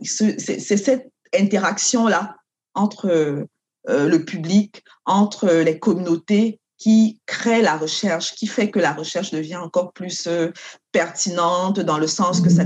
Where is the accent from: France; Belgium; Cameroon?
Cameroon; moved away as an adult; now in Canada; je viens du Cameroun.